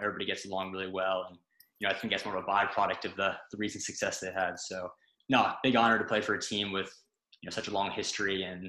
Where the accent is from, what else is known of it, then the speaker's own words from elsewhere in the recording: St. Louis, Missouri, United States; moved away as an adult; also born or lived in Massachusetts; now in Ireland; St. Louis, Missouri, my hometown in the United States.